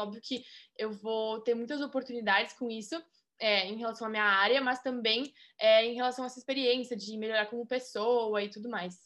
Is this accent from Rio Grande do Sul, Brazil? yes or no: yes; Rio Grande do Sul, Brazil; moved away as an adult; also born or lived in Florida, United States; now in Tampa, United States; sou gaúcha e estudo na University of South Florida